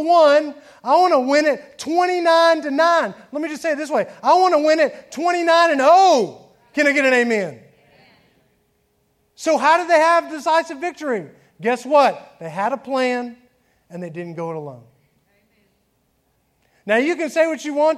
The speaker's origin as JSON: {"language": "English", "town": "Atlanta", "region": "Georgia", "country": "United States", "tie": "born or raised there", "moved": "yes", "lives_now": "Alabama, United States", "said": "I grew up in Atlanta, outside of Atlanta"}